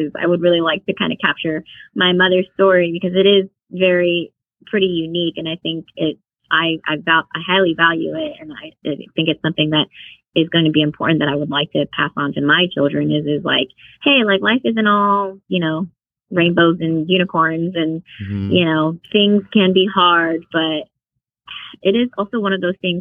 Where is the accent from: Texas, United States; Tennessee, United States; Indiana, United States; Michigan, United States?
Texas, United States; Houston; I grew up in Houston, but my parents are originally from Vietnam